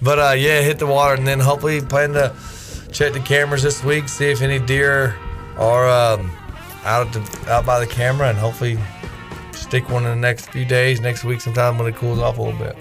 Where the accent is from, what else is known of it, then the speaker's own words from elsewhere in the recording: Winston-Salem, North Carolina, United States; moved away; Winston-Salem, my hometown, Winston-Salem